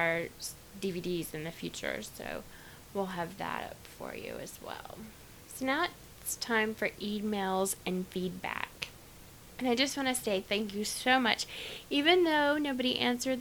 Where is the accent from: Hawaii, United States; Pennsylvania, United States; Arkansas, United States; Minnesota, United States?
Arkansas, United States; I'm from Arkansas.